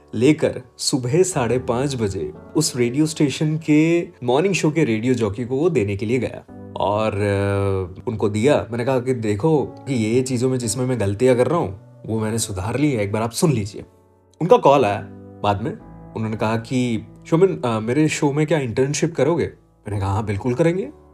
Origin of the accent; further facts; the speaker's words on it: Ahmedabad, Gujarat, India; also born or lived in Surat; मैं अहमदाबाद में पला बड़ा हूँ